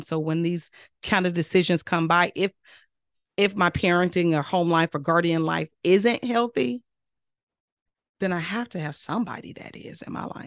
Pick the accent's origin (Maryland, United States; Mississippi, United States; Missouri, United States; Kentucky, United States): Mississippi, United States; I'm real Southern from Mississippi.